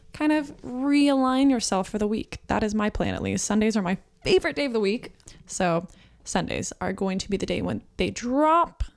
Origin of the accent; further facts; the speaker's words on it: New Mexico, United States; now in Phoenix, United States; I live in Phoenix, Arizona. I was born in New Mexico